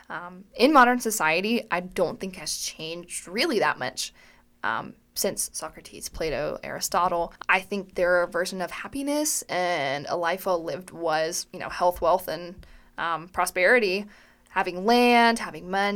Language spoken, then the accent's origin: English; Johnson City, Tennessee, United States; I'm from Johnson City, Tennessee